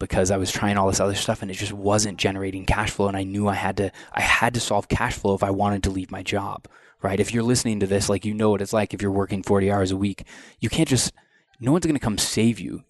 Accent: Southeast Iowa, United States; growing up in Southeast Iowa

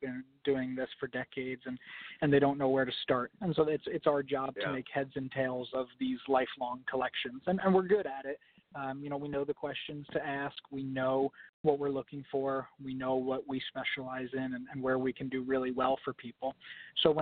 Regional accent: New York City, New York, United States; I grew up in the New York City area

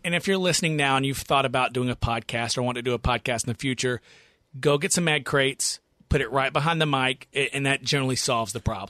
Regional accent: the South, United States; born and raised in the South

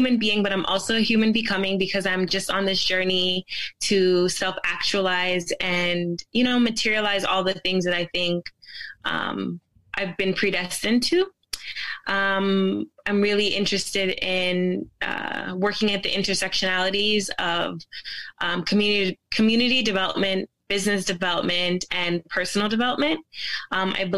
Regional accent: Toronto, Ontario, Canada; also born or lived in Jamaica / Brampton; I grew up in a city called, a place in Toronto called Rexdale.

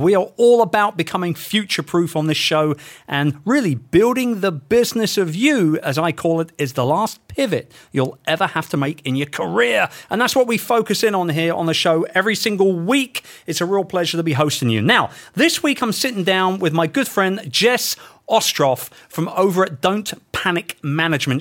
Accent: London, United Kingdom; my hometown of London

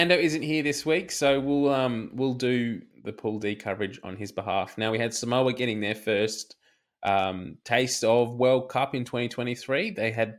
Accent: Australia; as an Aussie

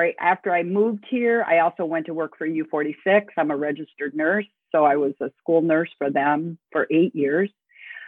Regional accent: Omaha, Nebraska, United States; now in Elgin, United States; my hometown, Omaha, Nebraska.

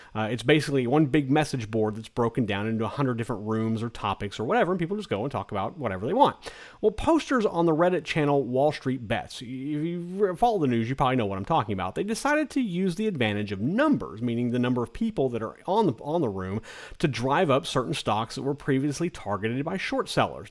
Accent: Kansas, United States; also born or lived in South Carolina; now in South Florida, United States; our oldest son decided to move back to our home state of Kansas

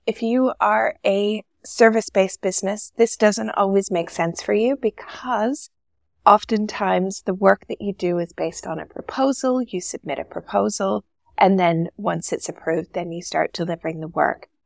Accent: Canada; moved away as an adult; now in Dubai, United Arab Emirates; Originally, I'm from Canada, but I've been living in Dubai for the past fourteen years

